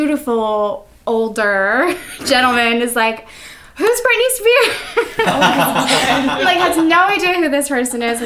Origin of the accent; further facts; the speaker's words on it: San Antonio, Texas, United States; moved away as an adult; also born or lived in Victoria, Texas; now in New York, United States; I'm from San Antonio, Texas, but I've been in New York for like 4 years. But yeah, that's where I'm from. Mm-hmm. Texas born and raised